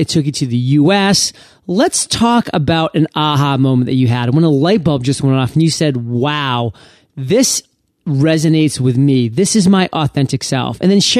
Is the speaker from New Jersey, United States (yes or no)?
no; Maine, United States; I mean, I'm from Maine. Not many people have heard it. So we have a lot of seafood.